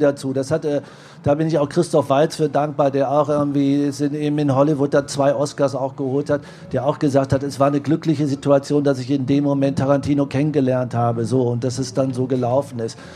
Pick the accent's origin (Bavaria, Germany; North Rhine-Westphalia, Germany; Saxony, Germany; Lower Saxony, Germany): North Rhine-Westphalia, Germany; Marsberg; ich bin in Marsberg geboren